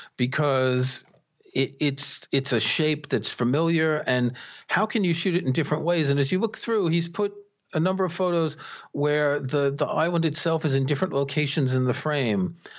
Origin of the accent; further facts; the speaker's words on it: New York City, New York, United States; I grew up in New York City